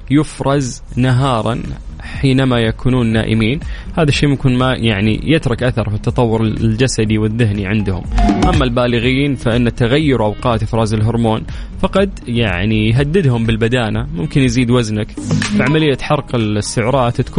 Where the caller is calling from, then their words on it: Riyadh, Riyadh Province, Saudi Arabia; من الرياض